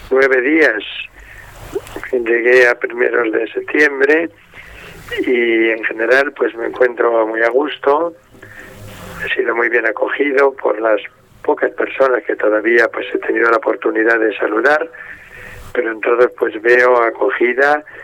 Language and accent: Spanish; Ávila, Castile and León, Spain; moved away as an adult; also born or lived in Arévalo / Salamanca / Madrid / Parla; now in Vigo, Spain; Pues yo nací en un pueblo, ciudad de Ávila, que se llama Arévalo aunque viví mi infancia en Ávila. Y ya de pequeño mm, fui a un colegio salesiano, allí surgió mi vocación como salesiano, pues llevo 61 años ya de salesiano